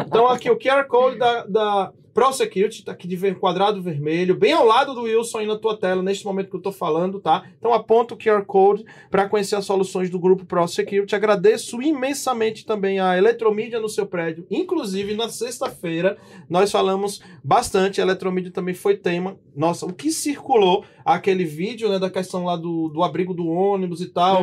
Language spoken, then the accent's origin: Portuguese; Northeast Region, Brazil; moved away as an adult; now in São Paulo, Brazil; E nós que somos nordestinos, né? de sangue, de nascimento